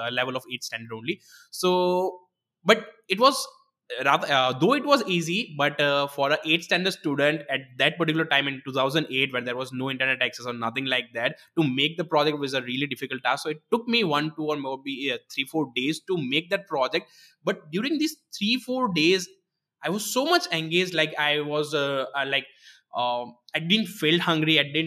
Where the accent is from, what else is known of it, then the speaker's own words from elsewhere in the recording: Gujarat, India; written in a local regional Gujarati language, as I'm from Gujarat